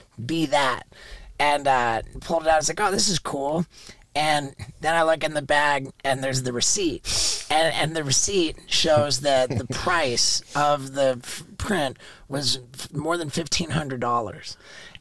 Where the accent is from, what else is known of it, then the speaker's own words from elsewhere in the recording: London, United Kingdom; I was born in 1974 in London, England.